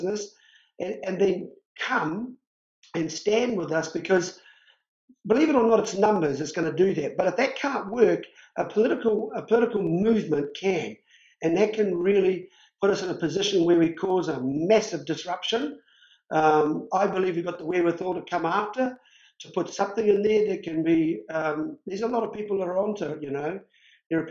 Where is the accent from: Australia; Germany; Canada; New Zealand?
New Zealand